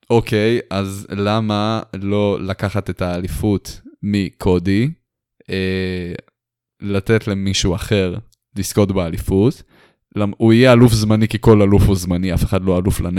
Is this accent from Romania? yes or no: yes; Romania; אני רומני בתכלס.